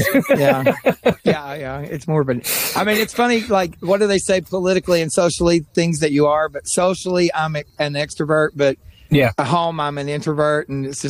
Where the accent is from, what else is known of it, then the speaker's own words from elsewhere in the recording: East Tennessee, United States; I grew up in East Tennessee